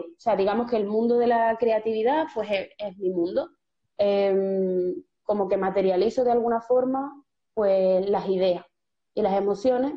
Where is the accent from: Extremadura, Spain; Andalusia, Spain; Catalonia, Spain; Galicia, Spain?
Andalusia, Spain; Seville; yo soy de Sevilla, nací en un barrio, como mucha gente sabe, periférico, en Torreblanca de los Caños